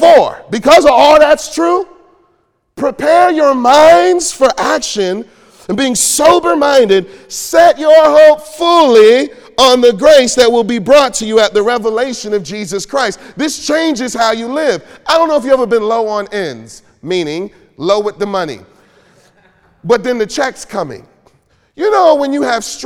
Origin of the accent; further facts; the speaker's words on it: Detroit, Michigan, United States; I grew up in Detroit